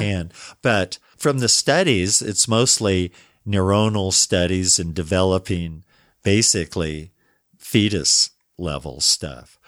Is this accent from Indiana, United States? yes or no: no; Denver, Colorado, United States; I was raised in Denver